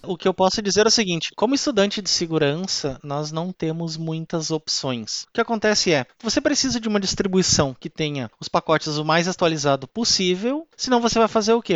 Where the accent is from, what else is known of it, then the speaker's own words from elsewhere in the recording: Ivoti, Rio Grande do Sul, Brazil; Eu venho da cidade de Ivoti, aqui na Grande Porto Alegre, pezinho da Serra, assim como Bento Gonçalves e Caxias